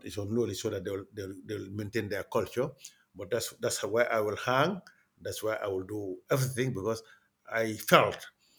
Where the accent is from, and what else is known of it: Gambia; moved away; also born or lived in United States